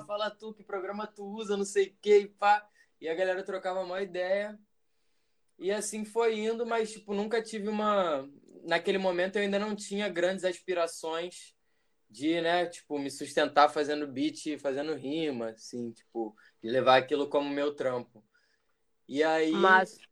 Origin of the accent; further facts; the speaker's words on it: Região dos Lagos, Rio de Janeiro, Brazil; moved away; also born or lived in Minas Gerais / Niterói; Cresci na região dos Lagos, mas nasci em Minas. Atualmente moro em Niterói